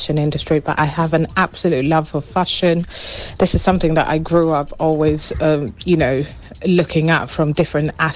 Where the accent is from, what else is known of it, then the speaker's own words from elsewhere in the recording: Kenya; I'm originally from Kenya